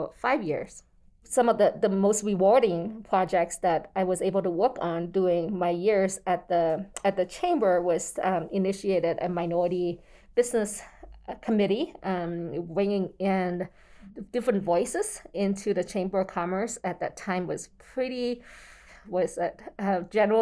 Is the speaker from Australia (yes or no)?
no; American Samoa; born or raised there; moved away as an adult; also born or lived in Zhongshan, Guangdong, China / Utah, United States; now in Salt Lake Valley, United States